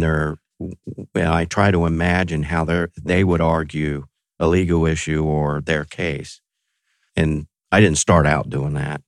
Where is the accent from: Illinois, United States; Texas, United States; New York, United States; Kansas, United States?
Texas, United States; I grew up in Texas